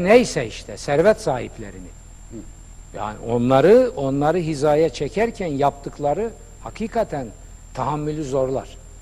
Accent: Black Sea Region, Turkey; Denizde büyümüşüm. Karadeniz çocuğu.

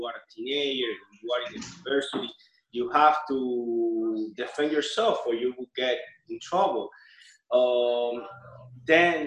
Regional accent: Cuba; now in Miami, United States; I'm Cuban. I now live in Miami. I was born in Cuba.

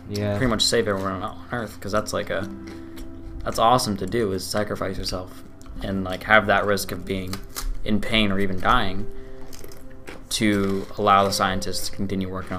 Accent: Sonoma County, Northern California, United States; in Northern California, I'm from Sonoma County

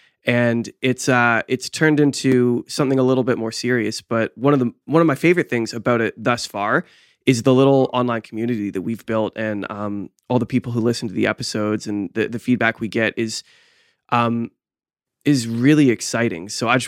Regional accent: Canada; we all shared this common theme of being Canadian.

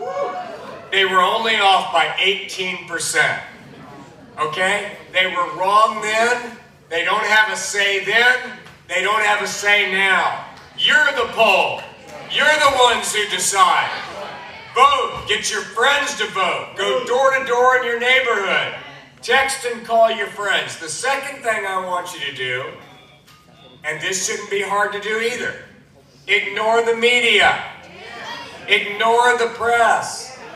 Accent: Toccoa, Georgia, United States; I'm a Northeast Georgia boy. I grew up in Toccoa.

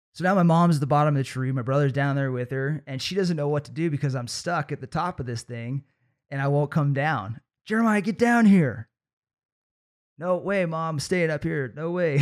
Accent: Trinity Center, California, United States; a pretty unique experience growing up in Trinity Center

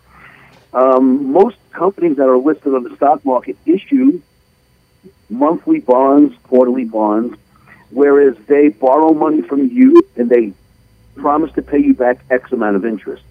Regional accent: United States

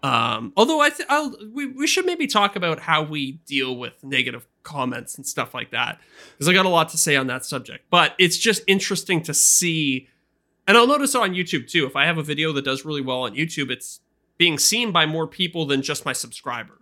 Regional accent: Canada; I'm a Canadian

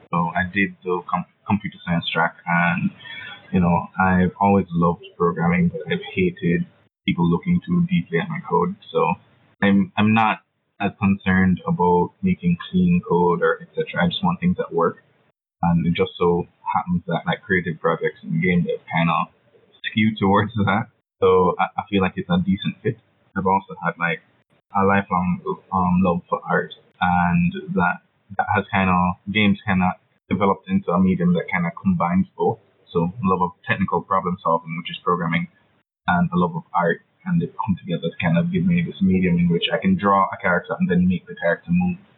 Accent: Kingston, Jamaica; I'm from Kingston, Jamaica. That's an island in the Caribbean, not to be confused with the places in States or anywhere in the UK. Jamaica, the original. That's where I'm from.

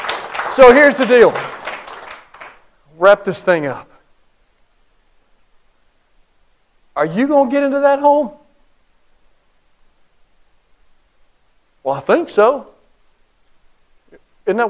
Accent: Cleveland, United States; moved away; I grew up in Cleveland

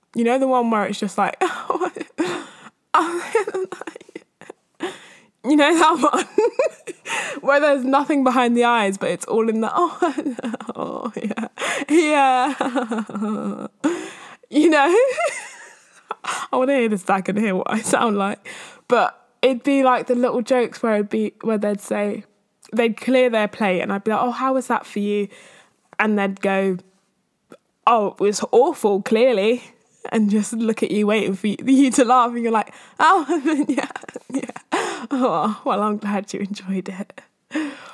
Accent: London, United Kingdom; I'm from East or North-East or whatever

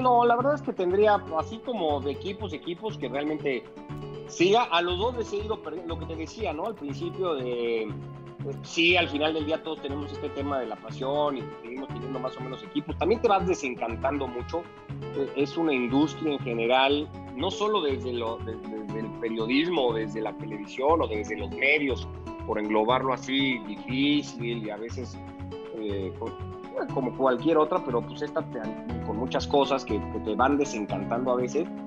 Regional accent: Mexico; Yo, ya nací en México, igual que mi hermana

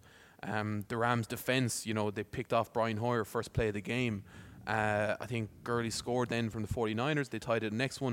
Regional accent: Ireland; we're Irish

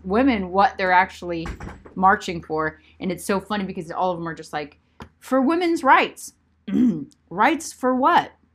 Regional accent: United States; as an American woman with a voice

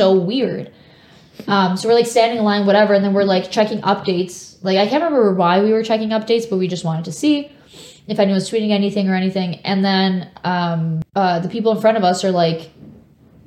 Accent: Canada; we're from Canada

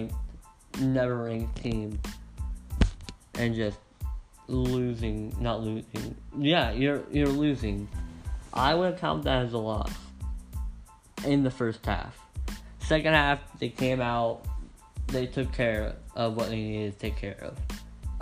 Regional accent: Ohio, United States; I'm from Ohio

